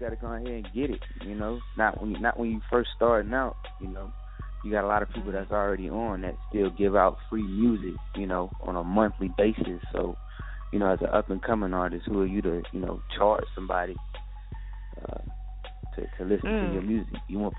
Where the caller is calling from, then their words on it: Augusta, Georgia, United States; Yeah, I'm live from Augusta, Georgia.